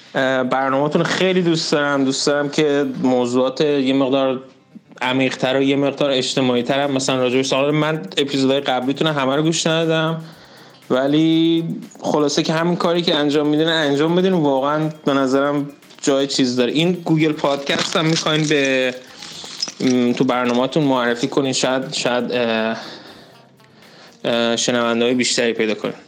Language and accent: Persian; Iran; moved away; also born or lived in Nordic country; مایی که مثلا از ایران هستیم